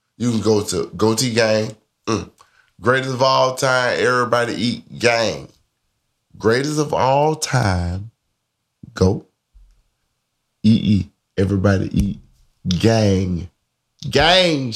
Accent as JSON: {"language": "English", "town": "Birmingham", "region": "Alabama", "country": "United States", "said": "I'm from Birmingham, Murderham"}